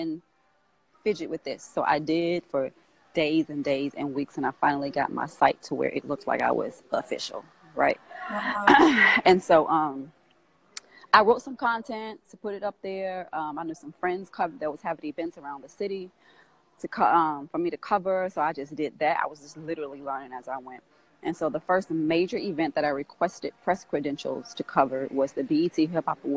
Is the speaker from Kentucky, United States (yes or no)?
no; Grambling, Louisiana, United States; moved away as an adult; now in Atlanta, United States; I'm from Grambling, Louisiana, which is a small town in Louisiana. And so after I graduated from college, I moved to Atlanta